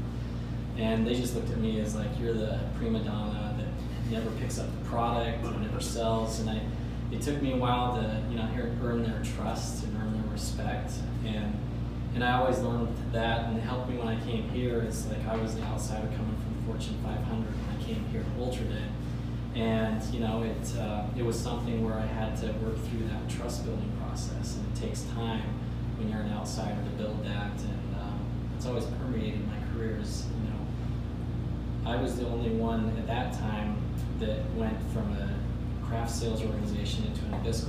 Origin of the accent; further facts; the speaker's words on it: Salt Lake City, Utah, United States; moved away as an adult; also born or lived in Chicago area / Arkansas; I grew up in Salt Lake